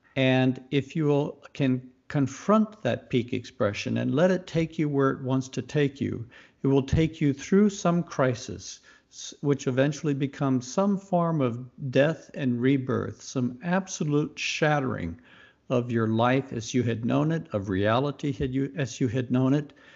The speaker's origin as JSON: {"language": "English", "region": "Mississippi", "country": "United States", "tie": "born or raised there", "also_born_or_lived": "Youngstown, Ohio", "moved": "yes", "said": "I was raised in the Deep South and grew up in Mississippi"}